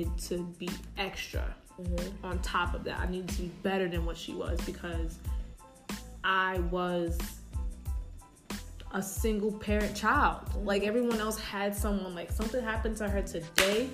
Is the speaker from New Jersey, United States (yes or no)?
no; New York City, New York, United States; I'm all from the Bronx.